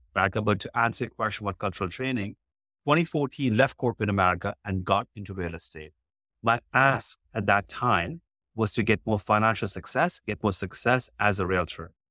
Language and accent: English; India; moved away as an adult; now in Houston, United States; When I was in college, if I had not get a job, I would have got shipped back to India